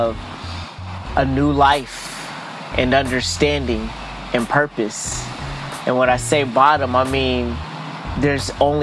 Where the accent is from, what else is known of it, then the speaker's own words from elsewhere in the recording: San Diego, California, United States; I grew up all around San Diego. Home base was Lincoln